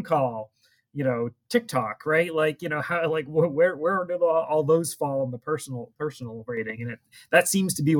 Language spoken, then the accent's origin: English; New England, United States; we're all from New England